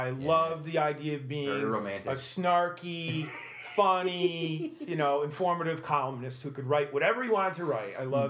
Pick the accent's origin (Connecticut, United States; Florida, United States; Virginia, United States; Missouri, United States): Connecticut, United States; also born or lived in High Point, North Carolina; No, but I was only there for about a year. Moved up to Connecticut because of family circumstances.